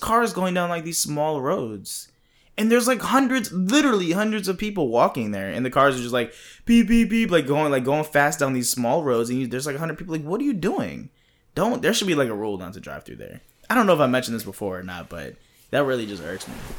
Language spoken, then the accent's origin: English; East Coast, United States; moved away; I'm from the East Coast